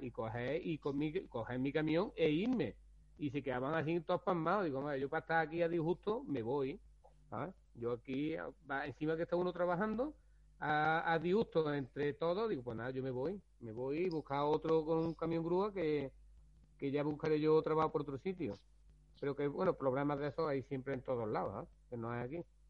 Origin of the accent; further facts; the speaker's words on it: Rute, Andalusia, Spain; yo soy de Rute